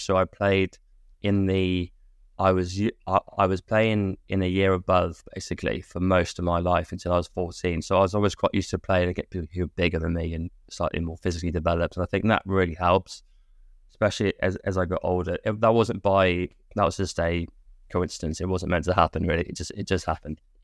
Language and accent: English; Hereford, West Midlands, United Kingdom; I was from Hereford. It was quite a small place.